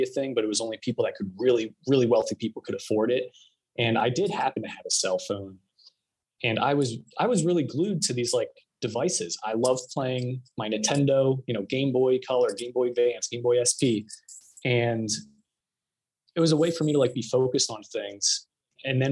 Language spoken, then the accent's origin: English; New Jersey, United States; moved away as an adult; also born or lived in Syracuse, New York / Philadelphia; now in Arizona, United States; I originally grew up in Jersey